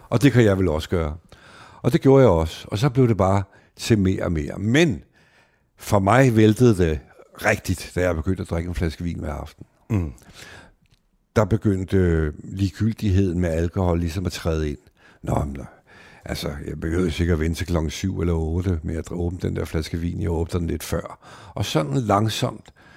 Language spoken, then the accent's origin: Danish; Denmark; De venner, jeg voksede op med ude i Værveparken